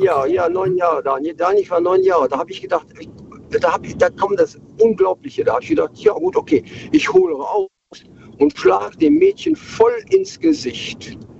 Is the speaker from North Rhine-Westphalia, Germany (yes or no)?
yes; Krefeld, North Rhine-Westphalia, Germany; also born or lived in Bremen area; gebürtig aus dem Kreis Bremen, aufgewachsen in Krefeld